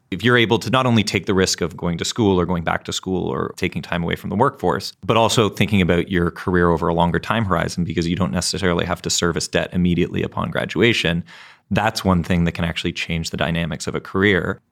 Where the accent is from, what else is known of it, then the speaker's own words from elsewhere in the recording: Canada; I'm from Canada